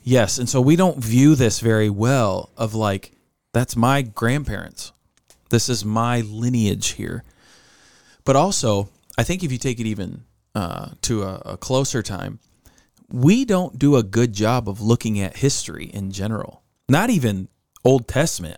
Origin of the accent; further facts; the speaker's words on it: United States; us being American